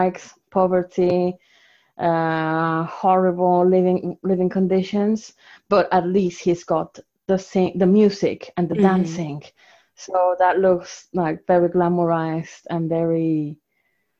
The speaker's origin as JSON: {"language": "English", "country": "Mexico", "tie": "born or raised there", "also_born_or_lived": "Salford / Manchester", "first_language": "Spanish", "second_language": "English", "moved": "as an adult", "lives_now": "Leicester, United Kingdom", "said": "I was born in Mexico and raised in Mexico for the first 24 years of my life."}